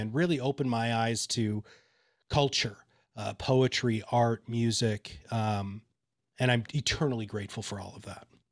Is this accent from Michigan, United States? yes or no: yes; Kalamazoo, Michigan, United States; also born or lived in Dover, Delaware; I grew up in Kalamazoo, Michigan.